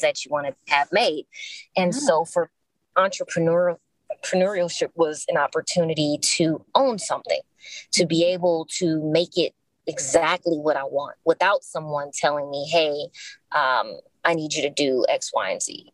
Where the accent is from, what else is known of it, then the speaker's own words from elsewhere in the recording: Los Angeles, California, United States; I am born and raised in Los Angeles, California, still here